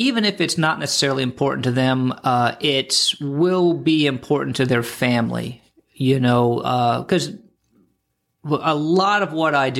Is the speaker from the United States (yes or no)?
yes; Florida, United States; I grew up here in the Treasure Coast, and I've been practicing law here, elder law, estate planning, taxes, probate, all that stuff, going on about 25 years now.